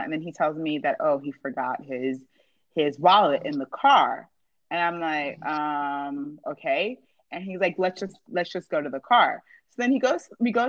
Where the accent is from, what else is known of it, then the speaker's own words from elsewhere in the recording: New Jersey, United States; I grew up in New Jersey.